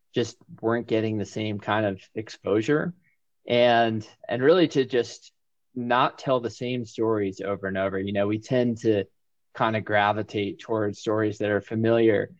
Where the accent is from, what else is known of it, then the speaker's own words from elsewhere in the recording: Winter Park, Florida, United States; moved away as an adult; also born or lived in New England; now in Bozeman, United States; I was born in New England, but went to high school in Winter Park, Florida, and my family is still in Winter Park, Florida.